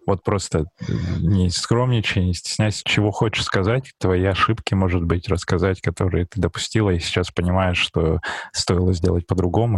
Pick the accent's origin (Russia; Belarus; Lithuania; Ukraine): Russia; Barnaul, Altai Krai; я же сам из Барнаула